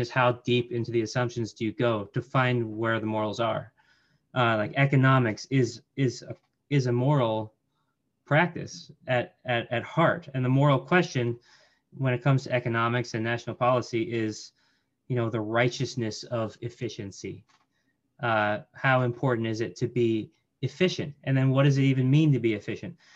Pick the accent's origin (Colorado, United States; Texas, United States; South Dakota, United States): Colorado, United States; Colorado Springs; I grew up in Colorado Springs